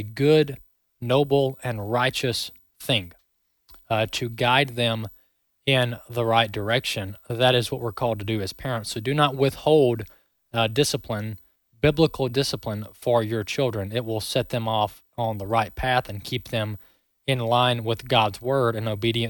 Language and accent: English; Mississippi, United States; I'm from the South, born and raised in Mississippi